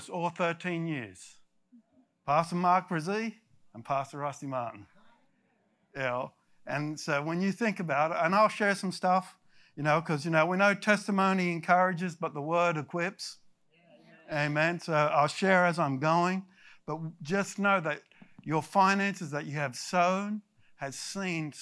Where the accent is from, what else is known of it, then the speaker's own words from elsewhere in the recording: Australia; moved away as an adult; also born or lived in United States; I am Australian. I lived in America for 20 years and then I went back